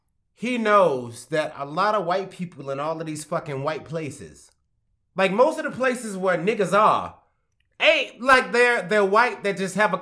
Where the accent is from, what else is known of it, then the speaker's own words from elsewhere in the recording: the South, United States; I'm from the South.